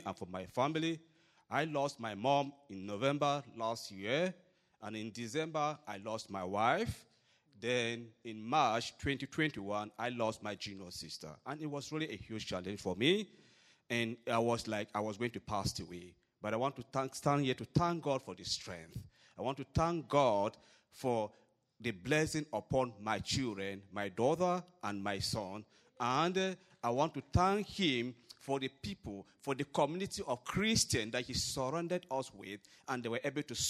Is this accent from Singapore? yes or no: no; Cameroon; moved away as an adult; also born or lived in Ohio, United States; now in United States; I'm from Cameroon, Africa, and we have been in the U.S. basically for about 4 years.